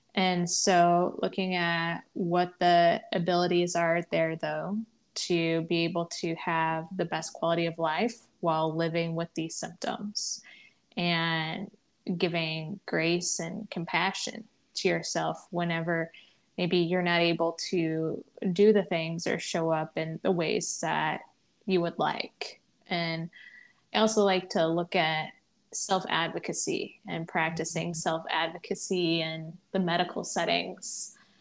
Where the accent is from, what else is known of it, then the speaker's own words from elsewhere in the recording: Midwest, United States; also born or lived in the South; now in Northeast, United States; I currently live in the Northeast. I grew up in the Midwest. I lived for a bit of time in the South